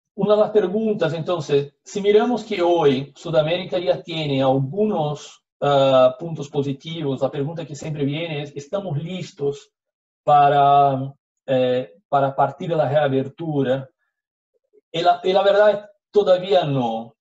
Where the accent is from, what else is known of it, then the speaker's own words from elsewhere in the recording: Brazil; accent: portuñol; Spanish is a second language; soy brasileño, entonces antes de partir ya les pido disculpas por, por el portuñol.